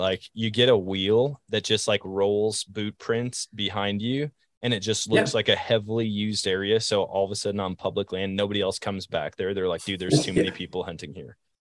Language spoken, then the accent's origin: English; Eau Claire, Wisconsin, United States; I remember the first gimmicky thing that I ever saw was at Shields in my hometown, Eau Claire, Wisconsin.